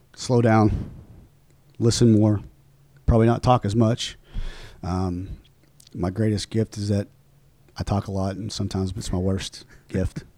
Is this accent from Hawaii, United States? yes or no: no; Oklahoma, United States; born or raised there; moved away